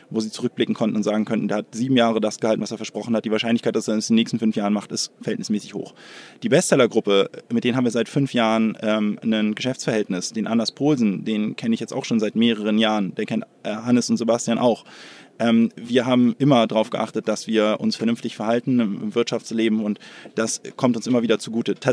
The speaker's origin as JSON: {"language": "German", "region": "Hamburg", "country": "Germany", "tie": "born there", "said": "bin eigentlich Hamburger"}